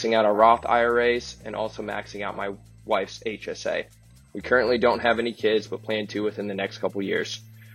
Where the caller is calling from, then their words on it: Florida, United States; I'm calling in from Florida.